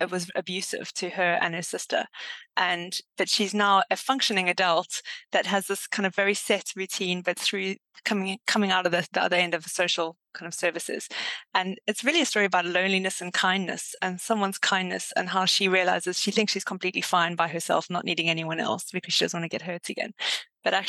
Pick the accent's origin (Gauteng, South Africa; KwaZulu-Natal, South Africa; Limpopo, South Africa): KwaZulu-Natal, South Africa; Durban; moved away as an adult; also born or lived in Cape Town, South Africa; now in Exeter, United Kingdom; I am South African, was originally from Durban and Cape Town for 10 years before moving to the UK